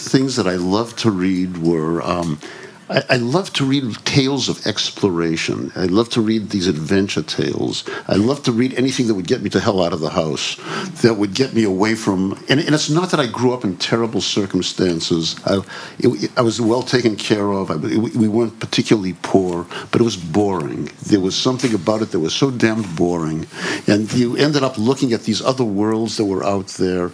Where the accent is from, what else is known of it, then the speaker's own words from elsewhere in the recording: Boston, Massachusetts, United States; I grew up in Boston